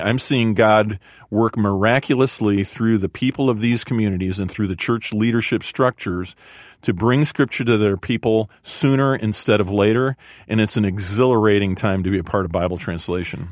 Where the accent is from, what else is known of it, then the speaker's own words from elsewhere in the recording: a suburb of Chicago, Illinois, United States; I grew up in a suburb of Chicago